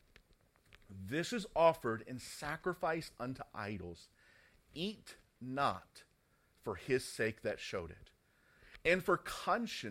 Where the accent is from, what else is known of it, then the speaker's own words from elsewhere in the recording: United States; now in United Kingdom; Growing up in the States